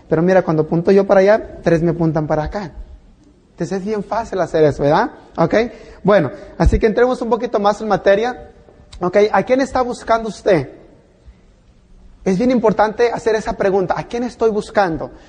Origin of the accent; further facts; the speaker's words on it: Mexico; now in United States; Yo vine de México a este país por el sueño americano, pero me encontré con las pesadillas.